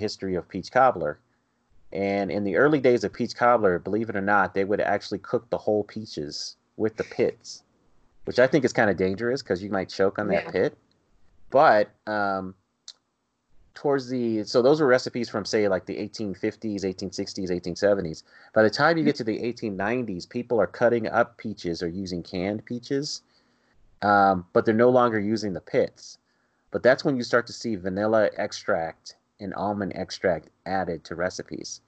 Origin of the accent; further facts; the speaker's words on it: Colorado, United States; growing up in Colorado, growing up outside the South